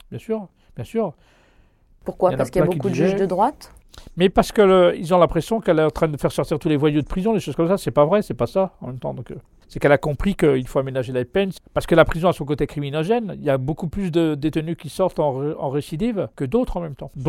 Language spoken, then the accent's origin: French; Mantes-la-Jolie, Île-de-France, France; Oui, de Mantes-la-Jolie, c'est mon quartier.